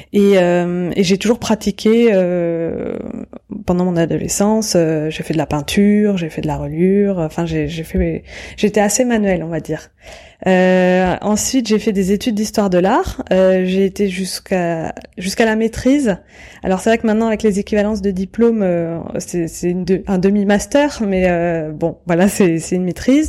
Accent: Courbevoie, Île-de-France, France; also born or lived in Paris; je suis née en 1980 euh, à Paris et euh, j'ai grandi à Courbevoie, donc et à côté de la Défense

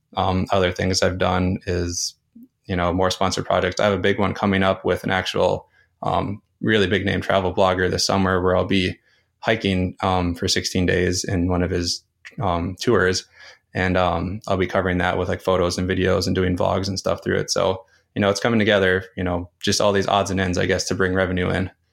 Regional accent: North Dakota, United States; moved away as an adult; I grew up in my hometown, went to university, and then got a career in my hometown

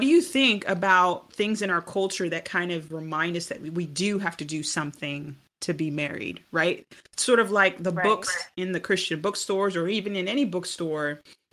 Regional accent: United States; also born or lived in Jamaica; I'm Jamaican, but I was raised here in America

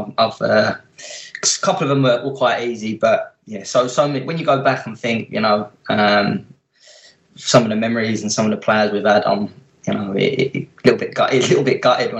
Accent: London, United Kingdom; also born or lived in Bethnal Green; I was brought up in Plaistow, which is right next to Upton Park

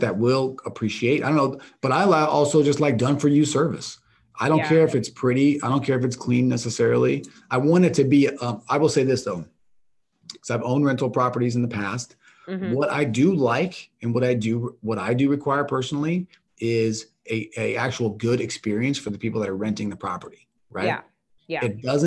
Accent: Kansas, United States; moved away; I'm from Kansas

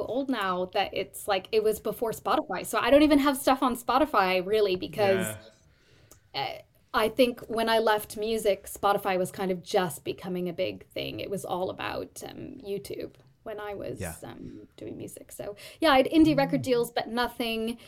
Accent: San Jose, California, United States; moved away as an adult; also born or lived in New York; now in London, United Kingdom; Born and raised in Silicon Valley around San Jose, California.

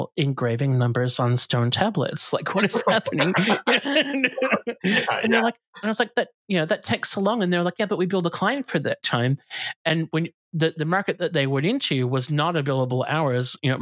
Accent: United States; moved away as an adult; now in Australia; I grew up in the States

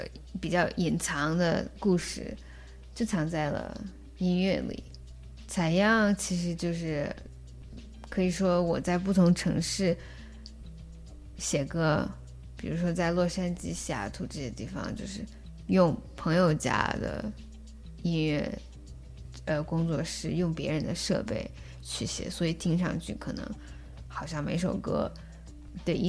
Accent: Yellow River area, China; 然后包括黄鹤兰，它就是字面上的，就是关于我在黄河边长大的。

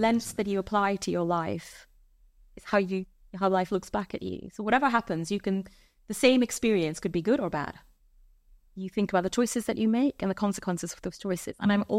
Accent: India; So I'm an 80s baby. Growing up in India, you know, your repertoire is slightly limited.

